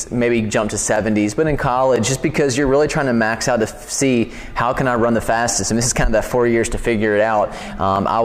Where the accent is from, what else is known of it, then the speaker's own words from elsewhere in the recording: Raleigh, North Carolina, United States; also born or lived in Washington, D.C.; I'm from Raleigh originally. I went to Broughton High School and ran there